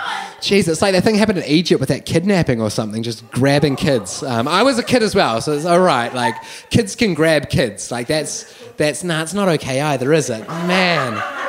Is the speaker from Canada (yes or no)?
no; Wellington, New Zealand; So I grew up here in Wellington my entire life, and so I made it my absolute goal that in my first year of university I'd move out of home.